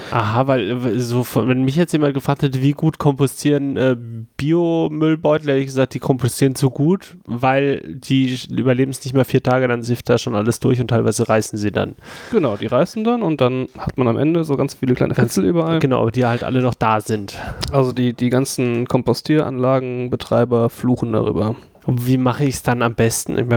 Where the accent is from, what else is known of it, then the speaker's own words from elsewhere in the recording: Franconia, Bavaria, Germany; moved away; ich komme halt aus, aus Franken